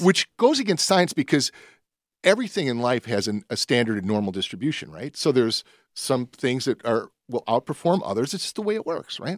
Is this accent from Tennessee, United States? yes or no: yes; Nashville, Tennessee, United States; I was born in the South. I was born in Nashville